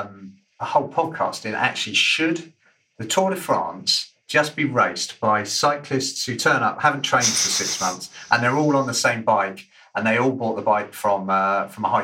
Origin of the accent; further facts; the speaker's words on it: United Kingdom; as a Brit